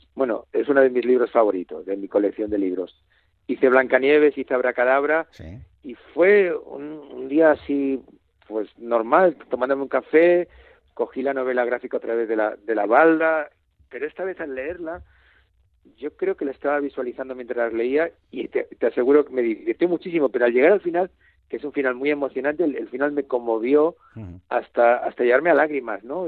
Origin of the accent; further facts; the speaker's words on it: Bilbao, Basque Country, Spain; soy de Bilbao